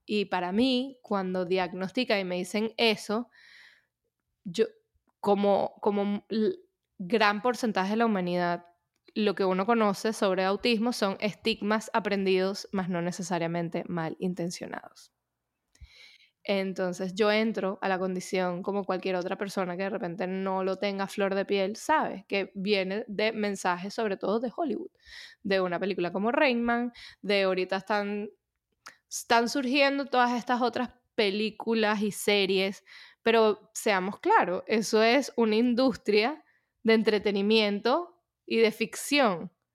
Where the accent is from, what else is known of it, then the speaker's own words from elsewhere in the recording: Venezuela; moved away as an adult; also born or lived in United States; yo soy de Venezuela, pasé mi infancia en Venezuela